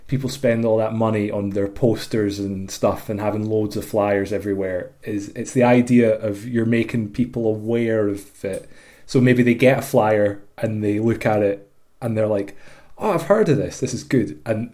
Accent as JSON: {"language": "English", "town": "Glasgow", "region": "Scotland", "country": "United Kingdom", "said": "So I was a rapper from Finiston in Glasgow, which is like a very gentrified"}